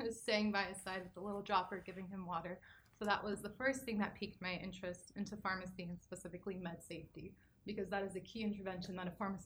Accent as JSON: {"language": "English", "region": "California", "country": "United States", "said": "I'm from California"}